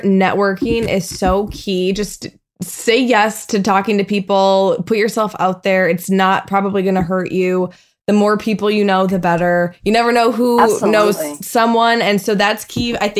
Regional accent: Minnesota, United States; moved away as an adult; now in California, United States; when I come back to my hometown in Minnesota

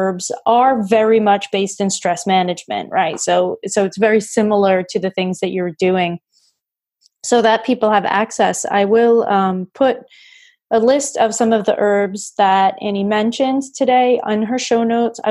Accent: New England, United States; I grew up in New England, so I'm a Patriots fan

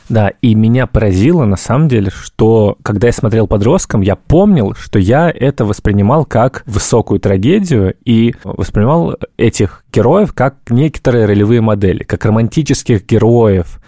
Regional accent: Moscow, Russia; У меня папа э, приехал из э, Казахстана, я родился уже в Москве

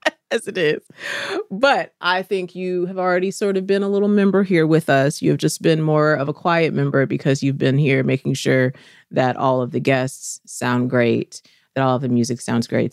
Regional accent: the South, United States; now in Atlanta, United States; I'm from the South.

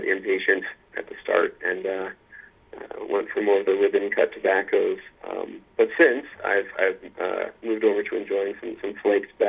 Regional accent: Luray, Virginia, United States; I am from Virginia. I grew up in a small town called Luray, Virginia

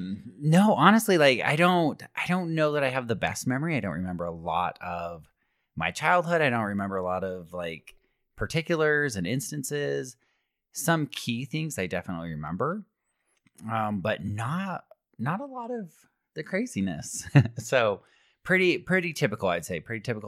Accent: Alpine, Utah, United States; Correct. I grew up in Alpine.

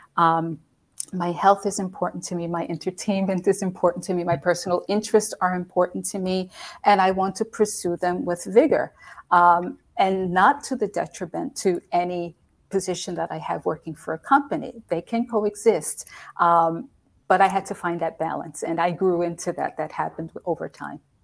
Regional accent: United States; moved away as an adult; also born or lived in Europe; being an American woman living in a country where English is not the, the spoken language

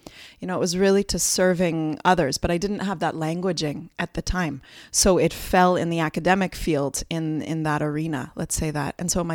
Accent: Brampton, Ontario, Canada; born there; And I was actually born here in Canada. And what's funny is that often when I come back, people ask me, where are you from? Because I have this funny accent that I don't hear, but is a bit of a mixture of all those years of not living on Canadian soil, I suppose.

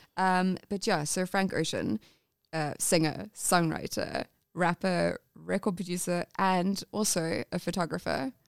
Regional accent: England, United Kingdom; I'm English.

